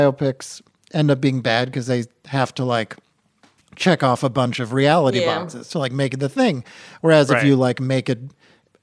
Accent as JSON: {"language": "English", "area": "outside of Boston", "region": "Massachusetts", "country": "United States", "tie": "born or raised there", "said": "I grew up outside of Boston."}